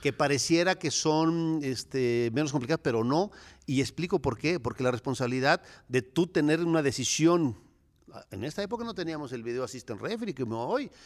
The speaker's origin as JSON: {"language": "Spanish", "town": "Cuernavaca", "region": "Morelos", "country": "Mexico", "tie": "born or raised there", "said": "Yo nací en Cuernavaca, Morelos, ahí en el mero Zócalo, en el mero centro."}